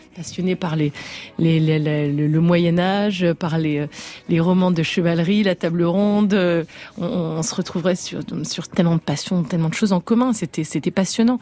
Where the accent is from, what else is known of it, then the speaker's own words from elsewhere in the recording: Brest, Brittany, France; Brest, qui est ma ville de naissance